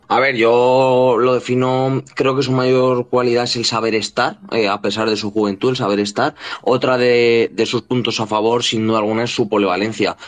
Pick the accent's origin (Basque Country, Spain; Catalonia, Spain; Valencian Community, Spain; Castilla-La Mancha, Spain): Castilla-La Mancha, Spain; Cuenca; un equipo de Cuenca, de mi tierra